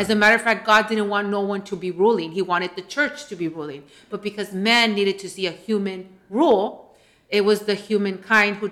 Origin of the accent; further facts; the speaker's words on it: United States; here from the Valley